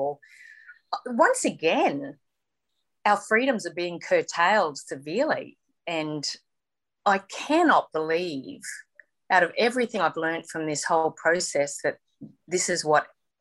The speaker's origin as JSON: {"language": "English", "region": "Queensland", "country": "Australia", "tie": "born or raised there", "also_born_or_lived": "Mount Isa, Queensland", "moved": "as an adult", "lives_now": "Sydney, Australia", "said": "I was born in Mount Isa, actually, and moved there, and my parents moved us there when I was four, and I've been in Queensland. I'm 56 now, and I've lived in Queensland my whole life."}